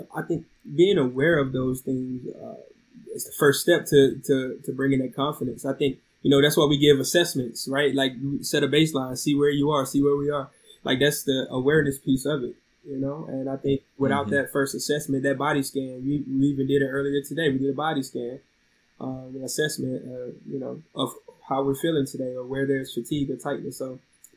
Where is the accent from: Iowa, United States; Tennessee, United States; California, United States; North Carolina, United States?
North Carolina, United States; Oxford; moved away as an adult; also born or lived in DC Metro area; I'm from Oxford, North Carolina, near Raleigh-Durham area